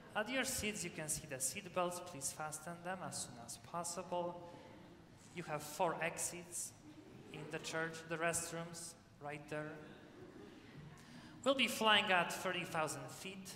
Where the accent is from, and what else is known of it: Poland; now in United States